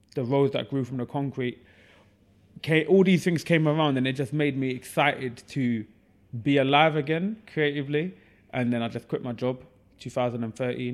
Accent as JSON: {"language": "English", "town": "Ilford", "region": "London", "country": "United Kingdom", "tie": "born or raised there", "also_born_or_lived": "East Ham", "said": "I grew up in Ilford, hence the alter ego of Ilford's finest"}